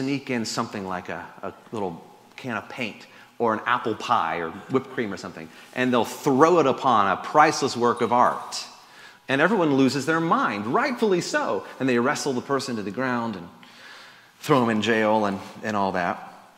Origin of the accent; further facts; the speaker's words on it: Florida, United States; born there; I guess I was born in Florida, so I can't.